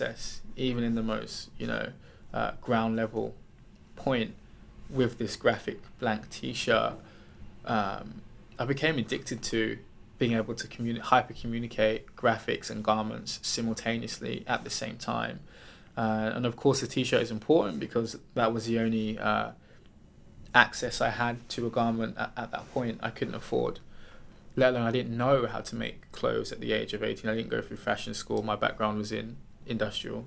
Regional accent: Wellingborough, East Midlands, United Kingdom; moved away as an adult; also born or lived in Brixton, London / Leicester; now in London, United Kingdom; I grew up in Northamptonshire

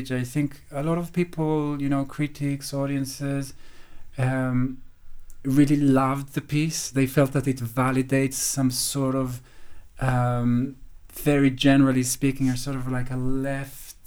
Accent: Jerusalem, Jerusalem District, Israel; moved away as an adult; now in London, United Kingdom; I came from Jerusalem, from, I don't know if I can define what kind of family, but not rich

